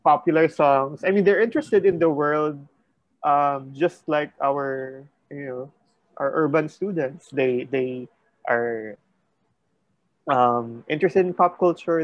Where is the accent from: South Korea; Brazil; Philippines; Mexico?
Philippines; grew up in a suburb